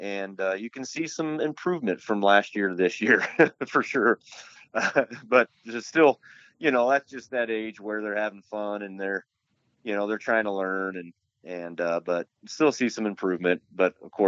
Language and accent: English; Atlantic, Iowa, United States; also born or lived in Maryville, Missouri / Cedar Falls, Iowa; back in my hometown, Atlantic, Iowa, then Cedar Falls